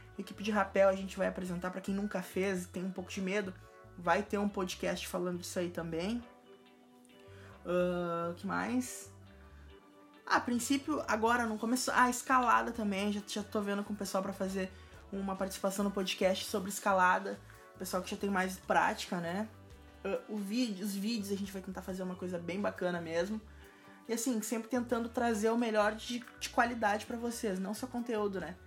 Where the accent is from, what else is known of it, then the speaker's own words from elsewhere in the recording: Porto Alegre, Rio Grande do Sul, Brazil; eu sou de Porto Alegre